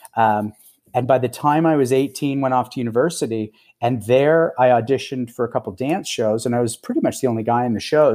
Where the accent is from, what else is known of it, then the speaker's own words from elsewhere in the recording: Toronto, Ontario, Canada; also born or lived in Los Angeles; I'm from Toronto mostly. I go between Toronto and L A, but, uh, since about mid last year, I've been in Toronto.